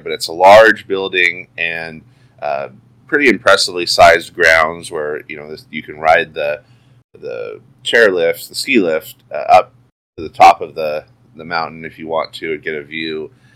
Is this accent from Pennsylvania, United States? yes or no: no; Oregon, United States; I'm from Oregon, so the other side of the country